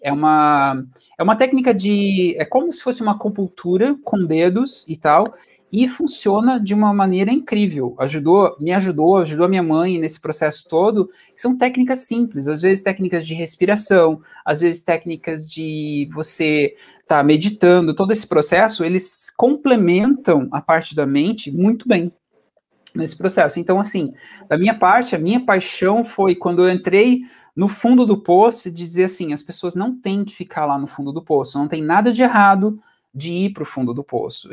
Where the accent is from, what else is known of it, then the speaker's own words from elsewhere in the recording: Venceslau, interior of Paraná, Brazil; moved away as an adult; also born or lived in Curitiba / England; nasci no interiorzão, tipo, do Brasil e no Paraná. É uma cidadezinha que é um, que é um ovo, assim, acho que, acho que é reduziu de tamanho, acho que nos últimos anos, veio de crescer, é, chamada Venceslau, assim, tenho muito carinho, é uma cidade onde eu nasci. Mudei para Curitiba quando eu tinha 12 anos